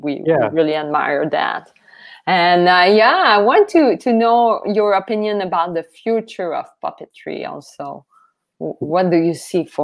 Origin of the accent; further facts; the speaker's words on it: Matane, Quebec, Canada; I'm from Matane.